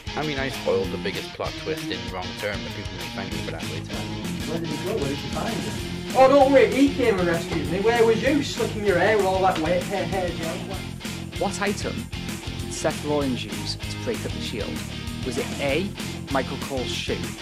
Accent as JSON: {"language": "English", "region": "Wales", "country": "United Kingdom", "said": "I'm Welsh. I'm supposed to be able to, but I never learned how to."}